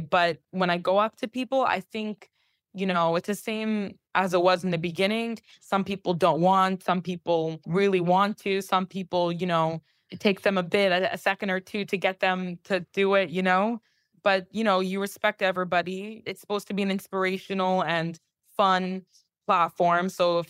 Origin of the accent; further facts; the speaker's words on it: Palm Beach, Florida, United States; moved away as an adult; also born or lived in New York; I grew up in Palm Beach. I lived in New York for the past 7.5 years. And then about 11 months ago, I think it's about a year now, I moved back to Palm Beach.